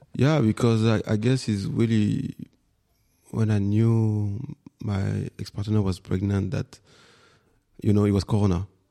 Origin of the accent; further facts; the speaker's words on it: Paris, Île-de-France, France; English is a second language; moved away as an adult; also born or lived in Guadeloupe / Rennes, France; now in Berlin, Germany; I'm born in Guadeloupe, and with my mom, we came. I was four years old, something like that, before primary school, and then I grew up in Paris for ten years, and then after we moved to the west in Bretagne, in Rennes